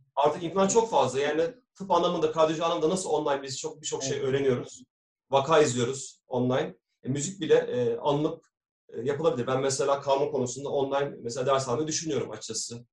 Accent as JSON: {"language": "Turkish", "region": "Istanbul", "country": "Turkey", "tie": "born or raised there", "said": "ben İstanbul'da doğumluyum. 1982 İstanbul doğumluyum."}